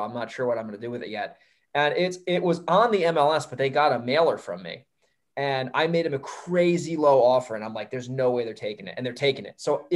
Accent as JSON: {"language": "English", "area": "Hudson Valley", "region": "New York", "country": "United States", "tie": "born or raised there", "moved": "as an adult", "lives_now": "San Diego, United States", "said": "I was born born there, raised there."}